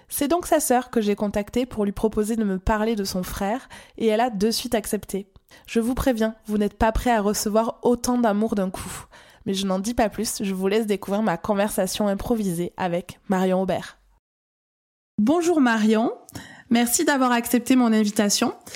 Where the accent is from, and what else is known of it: France; accent: accent chantant (sing-song accent)